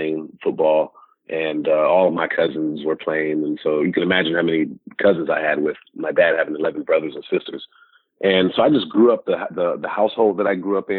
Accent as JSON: {"language": "English", "town": "Sacramento", "region": "California", "country": "United States", "tie": "born or raised there", "said": "growing up in Sacramento"}